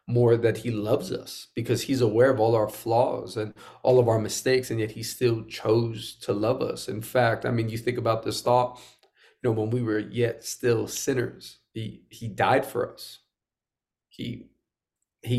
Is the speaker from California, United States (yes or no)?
no; New York City, New York, United States; I'm born and raised in Queens, New York.